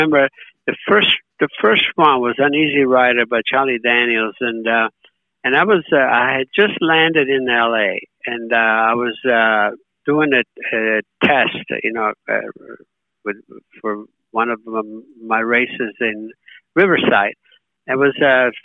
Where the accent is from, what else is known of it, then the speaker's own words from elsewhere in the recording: Italy; now in United States; having grown in, born and raised in Italy